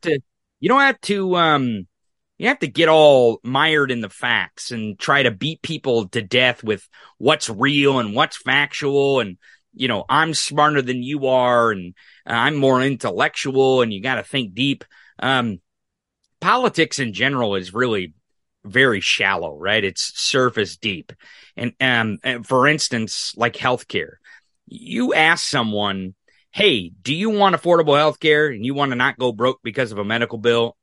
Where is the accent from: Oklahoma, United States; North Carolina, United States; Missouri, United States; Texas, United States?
Missouri, United States; I'm from Missouri. I'm from the rural